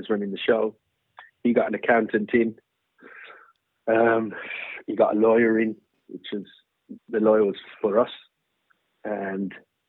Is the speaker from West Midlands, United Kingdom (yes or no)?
yes; Birmingham, West Midlands, United Kingdom; we're from Birmingham.